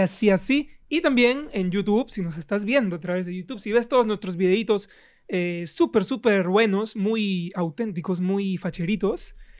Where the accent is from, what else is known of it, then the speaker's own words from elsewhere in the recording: Iquitos, Loreto, Peru; yo vengo de Iquitos, de provincia.